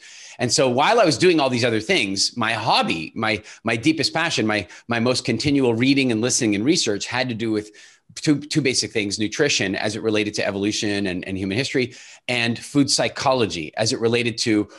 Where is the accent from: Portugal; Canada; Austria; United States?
Canada; also born or lived in South Africa; And so we immigrated to Canada when I was quite small, but we maintained a really close relationship with South Africa. I still in many respects feel more South African than I do Canadian, which is odd when you hear my accent, I suppose. But I grew up in Canada